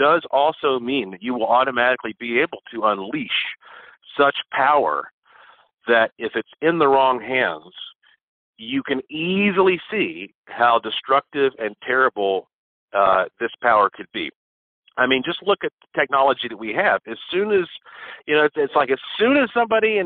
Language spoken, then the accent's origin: English; Asheville, North Carolina, United States; I was born right here in Asheville, North Carolina. So were my parents and grandparents